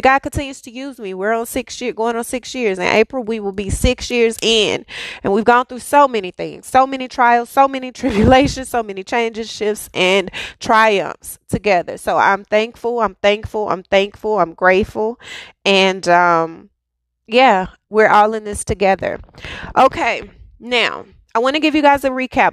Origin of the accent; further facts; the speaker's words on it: United States; I'm definitely an American